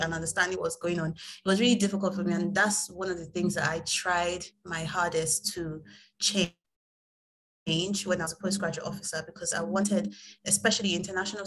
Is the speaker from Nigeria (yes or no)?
yes; Nigeria; moved away as an adult; now in United Kingdom; I'm Nigerian, lived in Nigeria my whole life. And then in 2018, I came to the UK to study.